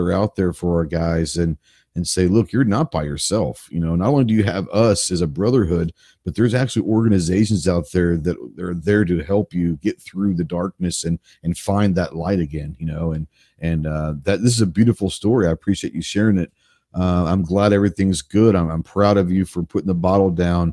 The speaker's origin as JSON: {"language": "English", "town": "Dallas", "region": "Texas", "country": "United States", "tie": "born or raised there", "said": "Growing up in Dallas, I mean, I shot a couple 22s at my buddy's ranches here and there"}